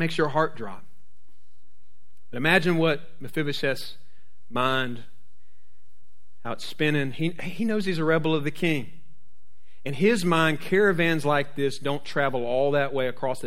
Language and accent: English; Jacksonville, Florida, United States; I'm from Jacksonville